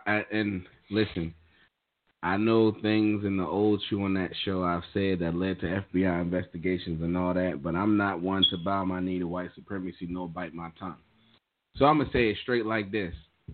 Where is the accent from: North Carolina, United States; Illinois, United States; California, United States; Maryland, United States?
Maryland, United States; Annapolis; Shout out to my hometown, Naptown Panthers, baby.